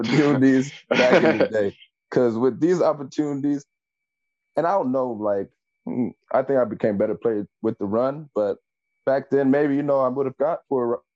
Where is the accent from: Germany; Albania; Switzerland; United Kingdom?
Germany; growing up in Germany